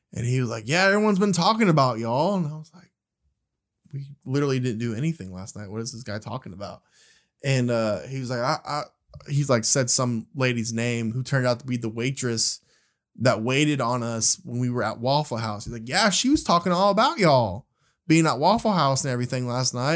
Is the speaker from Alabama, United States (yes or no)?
yes; Birmingham, Alabama, United States; we're from Birmingham, Alabama